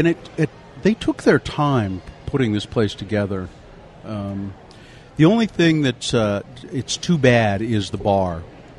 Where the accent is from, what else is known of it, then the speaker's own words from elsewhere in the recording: Ogden, Utah, United States; now in Salt Lake City, United States; growing up in Ogden